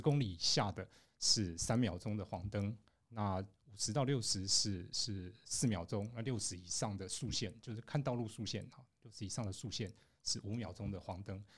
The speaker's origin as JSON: {"language": "Chinese", "country": "Taiwan", "said": "我们在台湾长大的人， 从小就被教要靠右走"}